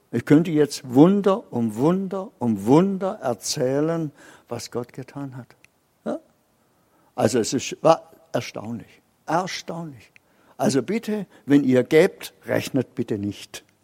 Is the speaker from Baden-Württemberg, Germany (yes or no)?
yes; Baden-Württemberg, Germany; als Schwabe ist ein bisschen geizig und das habe ich bei mir auch erkannt.